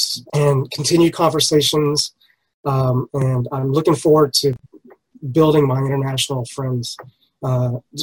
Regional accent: United States; I'm from the U.S.

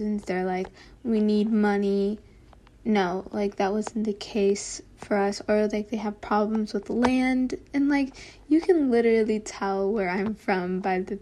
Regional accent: Texas, United States; also born or lived in Kentucky; I moved to Texas. And yeah, so like, I lived in Texas for like 18 years

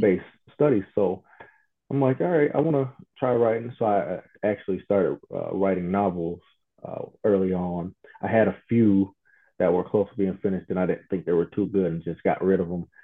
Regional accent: Toledo, Ohio, United States; my hometown in Toledo, Ohio

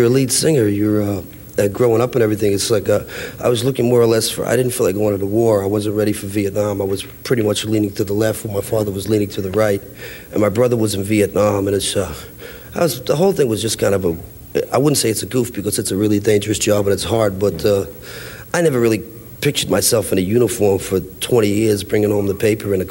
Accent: Levittown, New York, United States; moved away as an adult; also born or lived in Queens, New York / Brooklyn, New York; now in California, United States; we moved out to Long Island. I'm from Levittown.

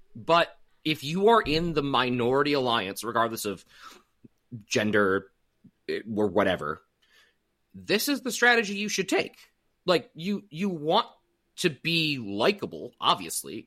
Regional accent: United States; as an American

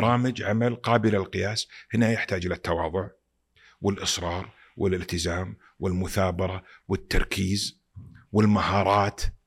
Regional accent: Saudi Arabia; also born or lived in Pakistan; انا سعودي

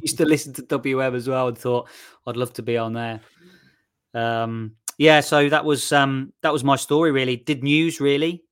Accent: Shirley, West Midlands, United Kingdom; moved away as an adult; also born or lived in Nottingham; I'm from Shirley, um, just outside Solihull. That's, that's where I, uh, grew up and where my parents still live

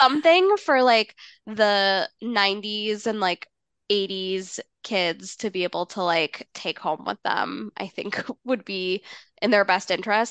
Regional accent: Massachusetts, United States; growing up in Massachusetts

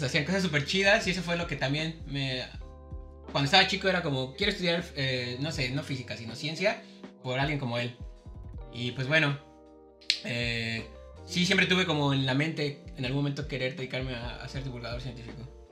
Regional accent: Mexico City, Mexico; nací en Ciudad de México

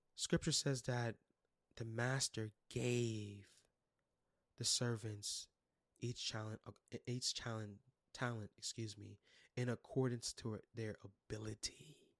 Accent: New York City, New York, United States; I was born and raised in Brooklyn, New York.

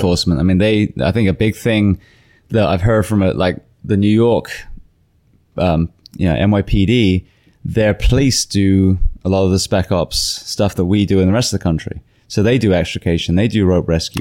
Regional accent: England, United Kingdom; also born or lived in California; now in Florida, United States; as an English woman

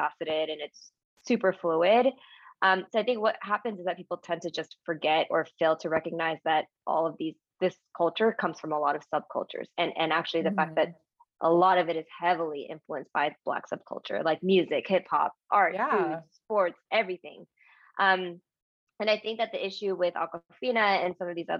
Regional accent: United States; I am, you know, Japanese American, raised by two Japanese immigrants in the US

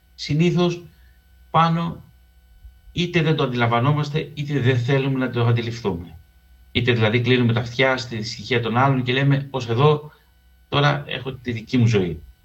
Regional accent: Piraeus, Attica, Greece; also born or lived in Keratsini / Lefkada (ancestry); εγώ γεννήθηκα στον Πειραιά, τελείωσε να σχολείο στο Κερατσίνι

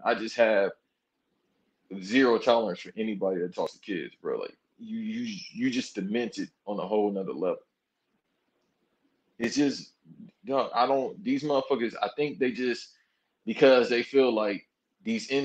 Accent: Los Angeles, California, United States; I'm from South Central LA.

